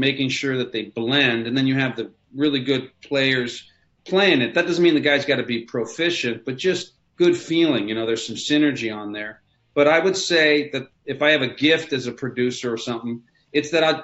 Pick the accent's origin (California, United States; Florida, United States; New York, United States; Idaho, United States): California, United States; Los Angeles; I'm a Irish Spanish guy from LA, growing up punk and new wave and rock and metal and Hairspray